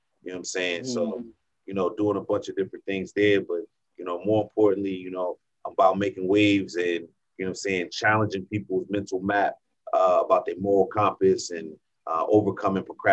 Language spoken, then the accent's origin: English; New Jersey, United States; moved away as an adult; now in San Diego, United States; originally born in New Jersey. I'm from New Jersey. I'm a Jersey boy